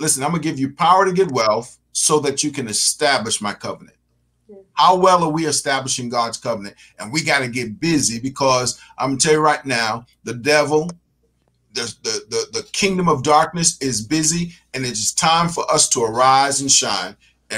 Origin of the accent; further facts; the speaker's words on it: New York City, New York, United States; I'm from Brooklyn